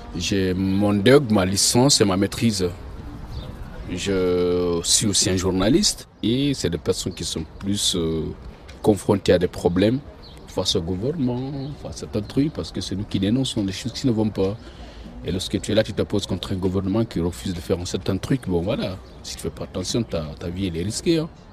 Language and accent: French; Guinea; moved away as an adult; now in Lyon, France; Je viens de Guinée-Conakry.